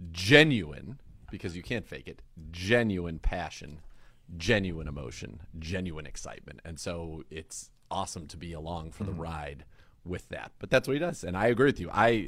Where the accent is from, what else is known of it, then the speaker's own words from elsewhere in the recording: California, United States; as a kid growing up in the Bay Area